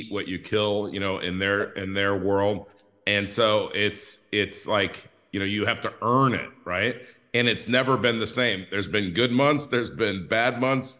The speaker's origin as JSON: {"language": "English", "region": "California", "country": "United States", "tie": "born or raised there", "moved": "yes", "said": "I grew up in California"}